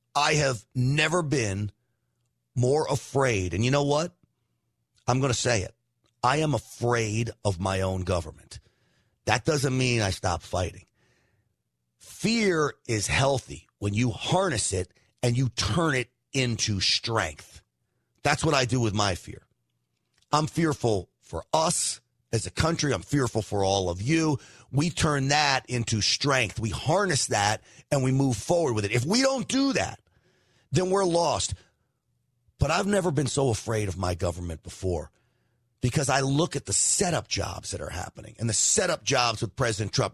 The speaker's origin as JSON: {"language": "English", "region": "New York", "country": "United States", "tie": "born or raised there", "moved": "yes", "lives_now": "Texas, United States", "said": "I'm from New York, but that's where I grew up"}